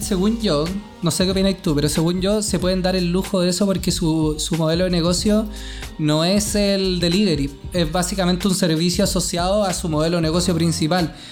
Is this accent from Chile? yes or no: yes; Chile; soy chileno